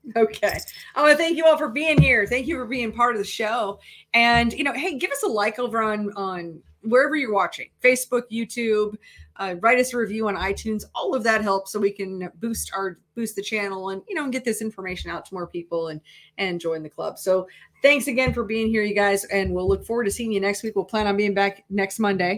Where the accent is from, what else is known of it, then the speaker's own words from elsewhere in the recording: Minnesota, United States; moved away; also born or lived in Iowa; I grew up in Minnesota